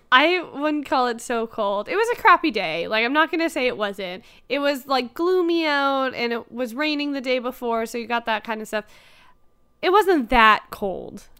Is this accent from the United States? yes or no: no; Toronto, Ontario, Canada; I'm from Toronto. I live, like, twenty minutes from Apocalypse.